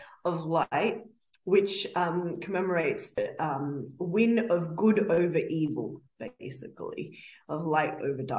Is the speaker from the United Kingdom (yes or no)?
no; Fiji; now in Australia; I'm not from India. I'm from Fiji.